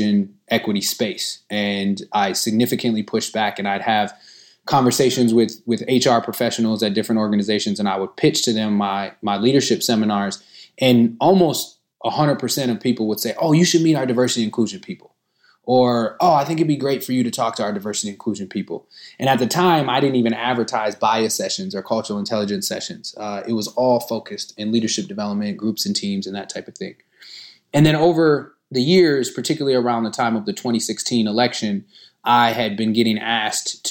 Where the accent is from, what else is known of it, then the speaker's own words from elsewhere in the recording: Minneapolis, Minnesota, United States; am in Minneapolis, Minnesota, where I was born, raised, and continue to live today